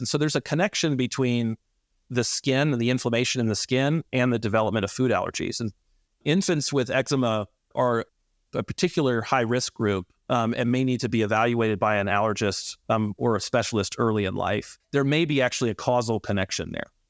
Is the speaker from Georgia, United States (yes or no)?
yes; Atlanta, Georgia, United States; moved away as an adult; also born or lived in North Carolina; I grew up in Atlanta and am from here